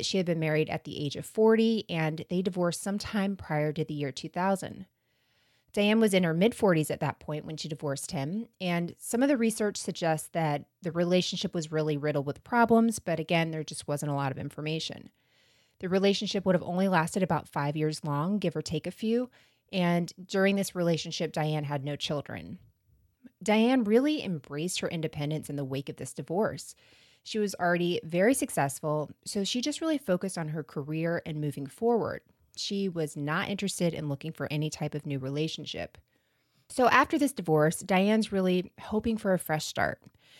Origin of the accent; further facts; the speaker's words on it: Florida, United States; I mean, we're from Florida, so we should be taken out of this conversation.